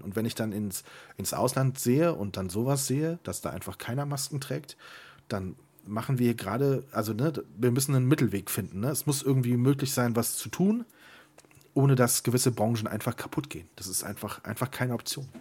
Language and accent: German; Siegburg, North Rhine-Westphalia, Germany; moved away; Ich komme ja aus Siegburg und war viel zu selten da. Und immer wenn ich zu Hause bin, fahre ich tatsächlich immer noch mal die alten Straßen lang, wo ich früher gewohnt habe